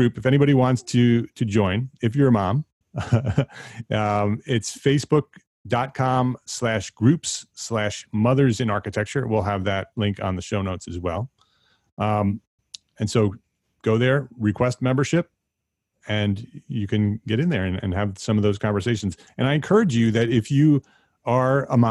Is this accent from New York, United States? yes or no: yes; New York metropolitan area, United States; we've been in the New York metropolitan area my entire life